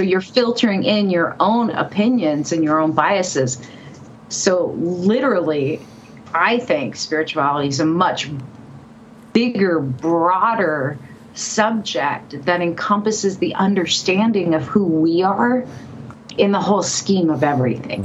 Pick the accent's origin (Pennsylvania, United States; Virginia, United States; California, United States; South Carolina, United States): California, United States; moved away as an adult; also born or lived in Seattle; now in Colorado, United States; I was born and raised in California, was living in Seattle at the time